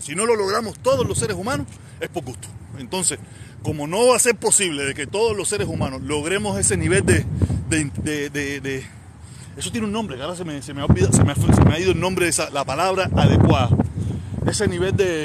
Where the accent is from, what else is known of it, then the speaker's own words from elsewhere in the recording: Cuba; now in Miami, United States; Nací en Cuba